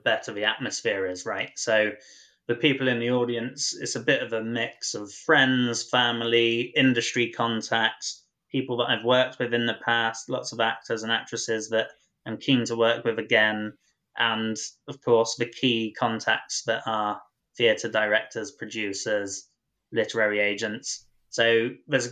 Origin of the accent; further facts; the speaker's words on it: North Devon, South West England, United Kingdom; moved away as an adult; now in London, United Kingdom; I grew up in North Devon and I moved to London when I was 20 years old to become a writer.